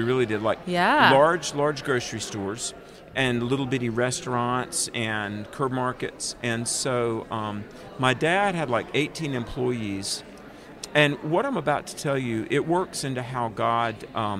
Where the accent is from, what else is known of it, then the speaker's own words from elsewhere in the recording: North Carolina, United States; Grew up in North Carolina, down in the South, you know, and became a Christian when I was in college at 21 years old.